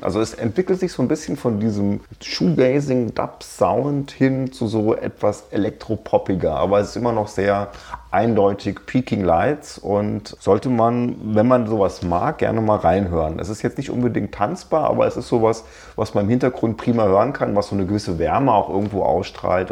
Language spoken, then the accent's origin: German; Darmstadt, Hesse, Germany; habe ich den größten Teil meines Lebens in Südhessen verbracht, in Darmstadt, wo ich auch jetzt wieder wohne